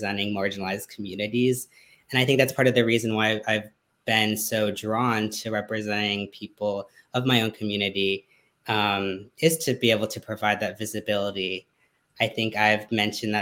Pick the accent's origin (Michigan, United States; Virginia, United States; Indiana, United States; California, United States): Virginia, United States; also born or lived in Guatemala; I grew up in Virginia